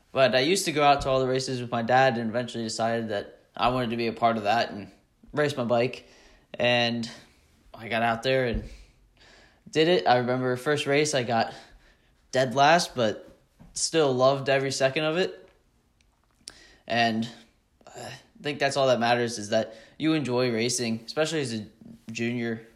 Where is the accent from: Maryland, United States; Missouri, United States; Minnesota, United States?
Maryland, United States; Mount Airy; I'm from Mount Airy, Maryland.